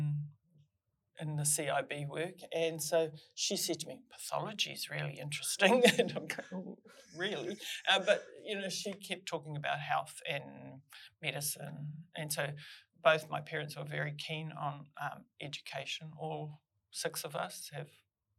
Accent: Whakapara, Northland, New Zealand; moved away; also born or lived in Hokianga; we grew up in Whakapara

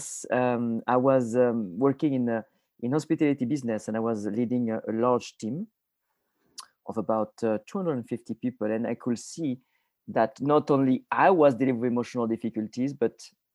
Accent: south of France, France; moved away; I am originally from France. I was born in a tiny village in the south of France, about 3 hours north of Barcelona

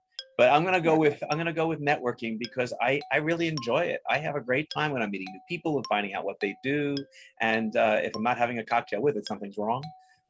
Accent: Long Island, New York, United States; Long Island.

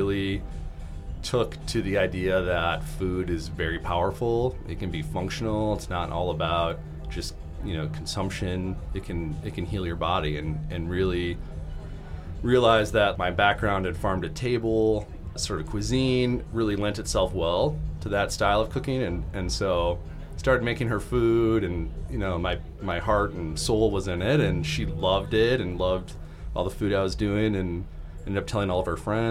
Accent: Michigan, United States; moved away as an adult; now in Chicago, United States; I'm originally from Michigan, came down to Chicago

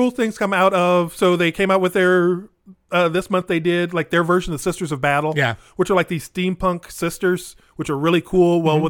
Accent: Springfield, Illinois, United States; moved away as an adult; now in Chicago, United States; I'm not from Chicago. I'm from Springfield. I'm from Central Illinois. I've only been up here 20 years

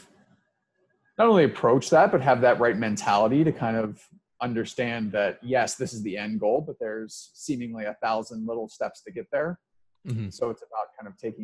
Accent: Cincinnati, Ohio, United States; moved away as an adult; also born or lived in New York; I'm originally from Cincinnati, Ohio. So the kind of southwest corner of Cincinnati

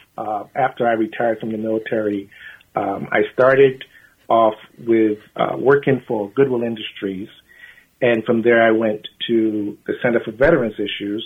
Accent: London, United Kingdom; moved away; I was born in London, England, in 1964

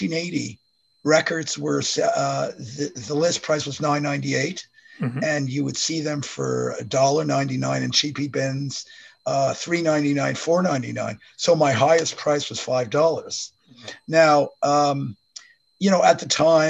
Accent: Montreal, Quebec, Canada; moved away as an adult; now in Kingston, Canada; I'm from Montreal

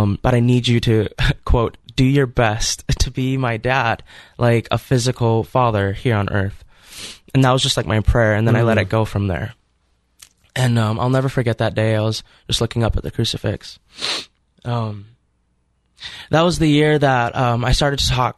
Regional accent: Fargo, North Dakota, United States; I grew up in Fargo, North Dakota

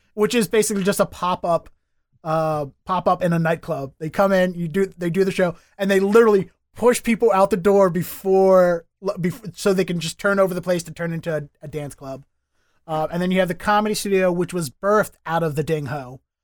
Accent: Baltimore, Maryland, United States; moved away as an adult; now in Boston, United States; Born and raised in Baltimore, started there, moved here

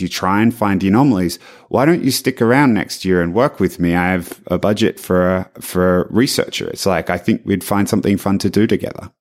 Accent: Australia; moved away; being Australian

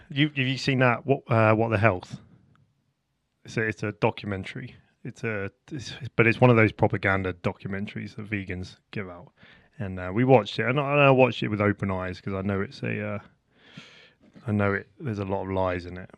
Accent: Portsmouth, South East England, United Kingdom; I'm from Portsmouth

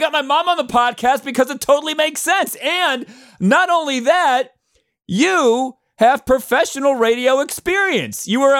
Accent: Cleveland, Ohio, United States; moved away; a lot of people don't realize I was born in Cleveland.

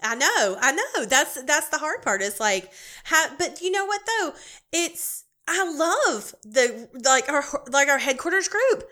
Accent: Charlotte area, North Carolina, United States; I'm on an event planning committee here in my hometown

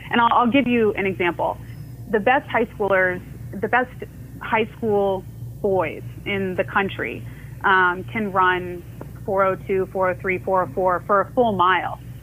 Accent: Orlando, Florida, United States; also born or lived in Iowa; I was born in Iowa, but yeah, I, I, grew up in Orlando.

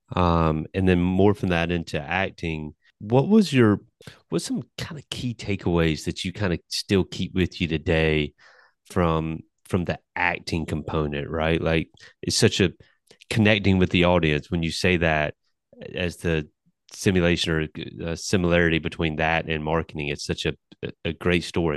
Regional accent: New Bern, North Carolina, United States; I'm from Newbern, North Carolina

